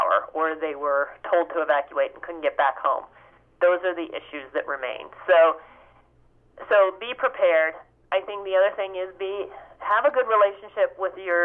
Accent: Ohio, United States; now in New Jersey, United States; I grew up in Ohio

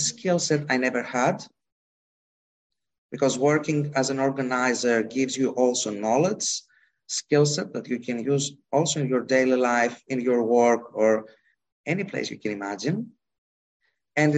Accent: Greece; English is a second language; I come from Greece

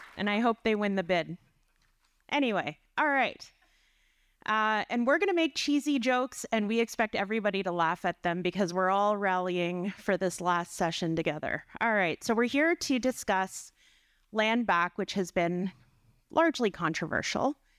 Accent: Dokis First Nation, Ontario, Canada; I'm from Doe Keys First Nation with relations in Nipissing First Nation.

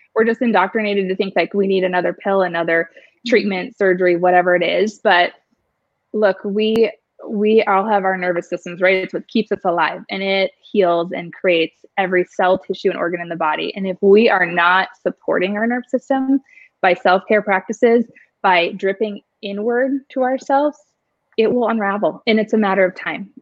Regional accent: Superior, Wisconsin, United States; now in Arizona, United States; I am from a small town, um, Superior, Wisconsin. People think I'm Canadian all the time.

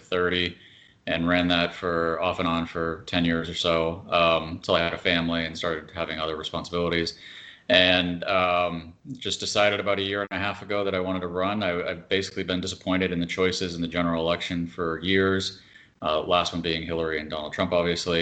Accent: Lakeville, Massachusetts, United States; moved away as an adult; also born or lived in Taunton, Massachusetts; now in Florida, United States; I'm from Lakeville, Mass originally, but I went to high school in Taunton.

